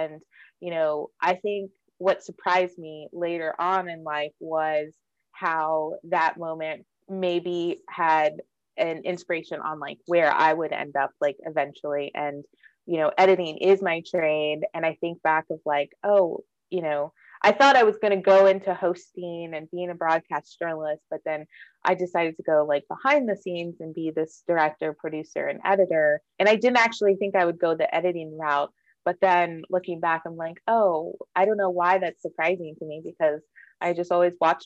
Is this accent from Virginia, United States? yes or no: no; Austin, Texas, United States; also born or lived in San Antonio, Texas / New York City; growing up in Austin, I just always thought of my town as this very liberal place